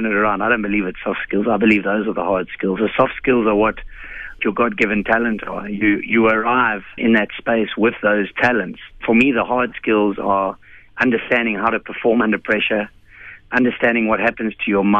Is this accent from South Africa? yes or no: yes; South Africa; as a South African